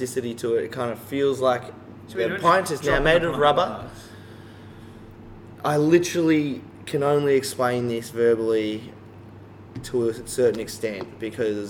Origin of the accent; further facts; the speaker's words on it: Geelong, Victoria, Australia; I grew up in Geelong. I literally have lived here pretty much most of my life